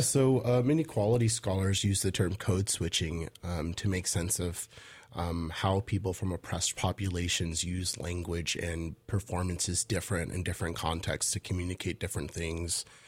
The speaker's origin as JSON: {"language": "English", "town": "Portland", "region": "Oregon", "country": "United States", "tie": "born or raised there", "also_born_or_lived": "Los Angeles / Midwest", "said": "I'm from Los Angeles, but I, I came of age in Portland."}